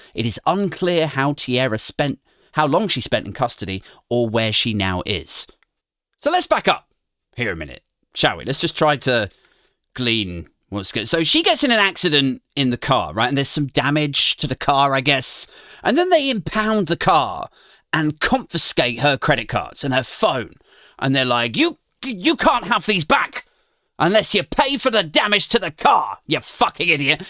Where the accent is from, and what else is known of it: United Kingdom